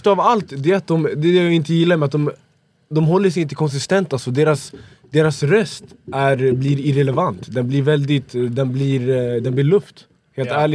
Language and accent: Swedish; Sweden; born there; Jag är född i Sverige.